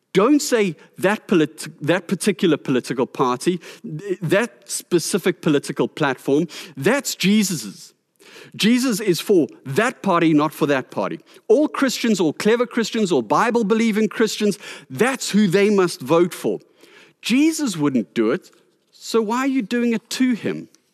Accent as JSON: {"language": "English", "country": "South Africa", "said": "our responsibility as South African citizens"}